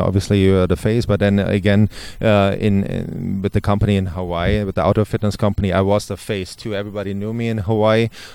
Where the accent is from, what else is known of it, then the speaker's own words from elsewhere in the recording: Germany; English is a second language; moved away; I'm from Germany, and it's not my first language